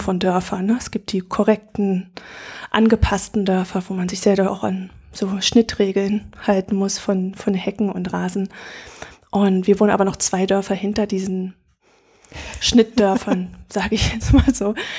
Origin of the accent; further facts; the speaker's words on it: Berlin, Germany; moved away as an adult; für mich als Berlinerin